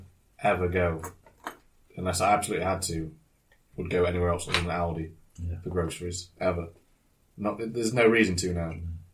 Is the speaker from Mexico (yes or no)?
no; the North of England, United Kingdom; us Northerners know how to curse, don't we?